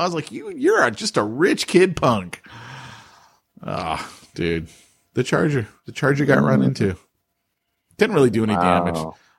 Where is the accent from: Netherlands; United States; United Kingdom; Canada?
United States; California; As a Californian